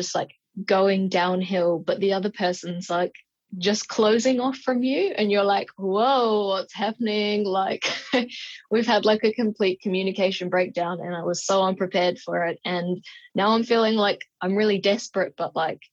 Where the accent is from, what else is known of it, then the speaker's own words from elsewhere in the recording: New Zealand; I'm from New Zealand